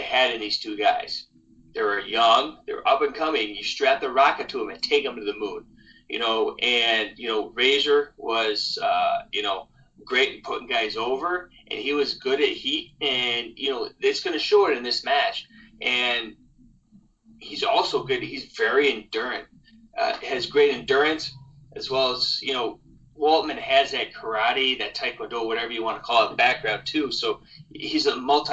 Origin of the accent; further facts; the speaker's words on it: Canada; I'm Canadian